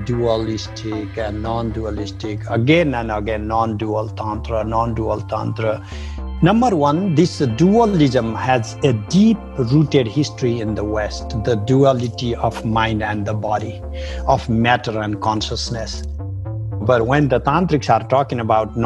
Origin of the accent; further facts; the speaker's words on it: Nepal; now in San Diego, United States; I grew up in Nepal in a family with a lot of tantric practice